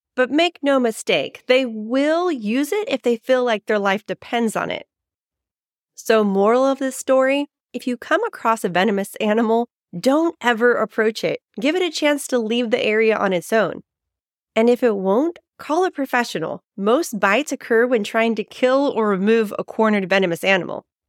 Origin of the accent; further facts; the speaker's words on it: San Diego, California, United States; my hometown, San Diego, California